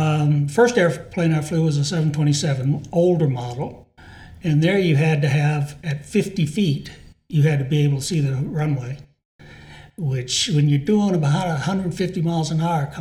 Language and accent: English; Modesto, California, United States; moved away as an adult; also born or lived in Texas / England / Sacramento, California / Illinois; now in Longmont, United States; I grew up in Modesto, California, 75 miles south of Sacramento. In the city, the house I grew up in was built in 1946. We moved in 1957